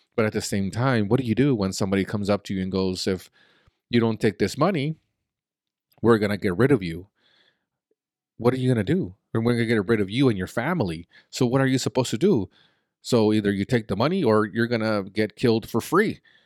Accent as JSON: {"language": "English", "country": "Mexico", "tie": "born or raised there", "moved": "yes", "said": "I was born in Mexico"}